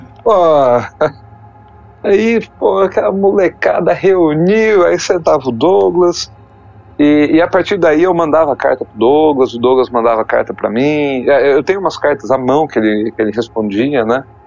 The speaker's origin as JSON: {"language": "Portuguese", "town": "Poços de Caldas", "region": "Minas Gerais", "country": "Brazil", "tie": "born or raised there", "also_born_or_lived": "São Paulo", "said": "que eu morava em Poço de Caldas, né? Eu nasci em São Paulo, mas minha família mudou para Poço, de Caldas"}